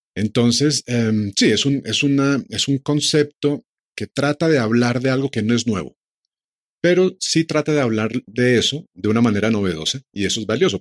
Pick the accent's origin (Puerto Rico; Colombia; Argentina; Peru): Colombia; todos como colombianos